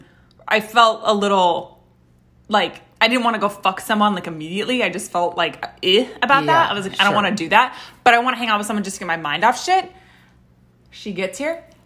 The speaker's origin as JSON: {"language": "English", "town": "Los Angeles", "region": "California", "country": "United States", "tie": "born or raised there", "said": "I'm from Los Angeles. Okay? Born and fucking raised"}